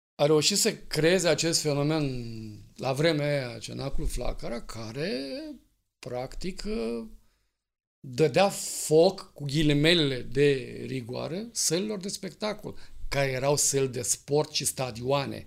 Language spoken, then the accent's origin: Romanian; Romania; suntem români